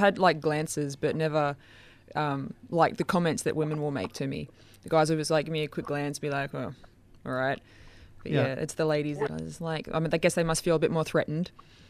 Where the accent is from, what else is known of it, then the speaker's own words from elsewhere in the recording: Queensland, Australia; I came down here from Queensland where I received a lot more comments and like shouted comments out car windows